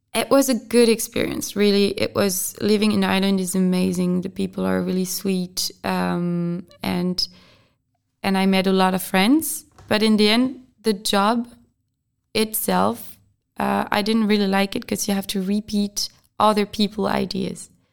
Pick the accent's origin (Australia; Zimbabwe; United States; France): France; English is a second language; moved away as an adult; also born or lived in Brest / Albi / Argentina; now in Czech Republic; I'm from France, and I'm a trainee, and I came to the Czech Republic to work